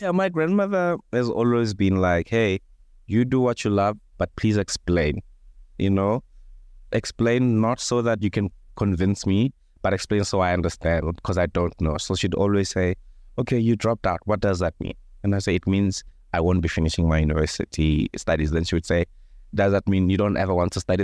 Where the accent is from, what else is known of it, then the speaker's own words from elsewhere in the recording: Thohoyandou, Limpopo, South Africa; I grew up in a small village called Chilapjene, which is maybe twenty kilometers outside of Thohoyandou, which is a small town in Limpopo.